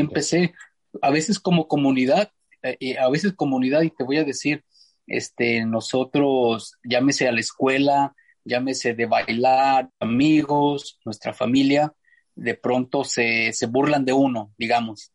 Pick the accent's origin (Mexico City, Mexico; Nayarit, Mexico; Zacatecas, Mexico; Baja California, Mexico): Zacatecas, Mexico; Fresnillo; moved away as an adult; now in El Sobrante, United States; soy originario de Fresnillo, Zacatecas